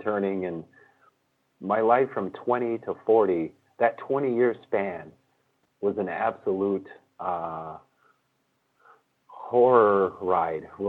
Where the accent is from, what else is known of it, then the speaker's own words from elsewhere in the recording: Michigan, United States; also born or lived in California; I grew up in Michigan